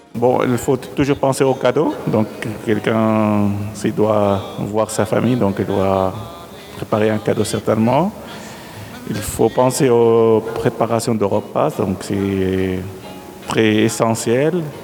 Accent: Syria; moved away as an adult; now in Switzerland; je suis né en Syrie, Rome. J'ai 43 ans, j'habite en Suisse depuis 2008.

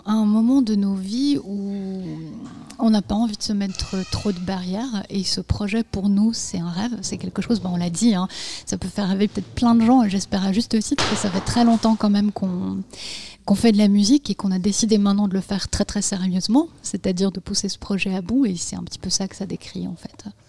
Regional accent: Bosnia & Herzegovina; moved away; je suis née en Bosnie-Herzégovine

